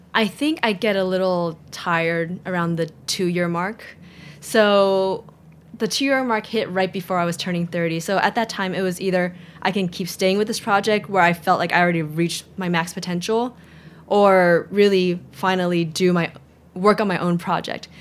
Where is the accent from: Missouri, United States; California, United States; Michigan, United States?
California, United States; San Diego; moved away as an adult; also born or lived in Orange County / Bay Area / Los Angeles; now in New York, United States; I grew up in San Diego, and that was the mecca of beer